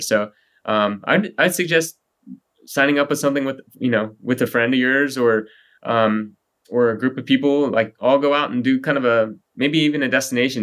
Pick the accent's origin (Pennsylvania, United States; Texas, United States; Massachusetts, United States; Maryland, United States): Texas, United States; moved away as an adult; also born or lived in Colorado; I grew up in Texas